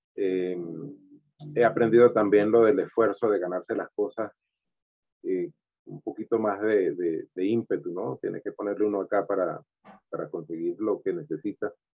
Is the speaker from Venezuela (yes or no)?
yes; Valera, Trujillo, Venezuela; moved away as an adult; also born or lived in Caracas, Venezuela; now in Bogotá, Colombia; venimos de un, de un, estado que es frío, aunque yo vengo de Valera que es caliente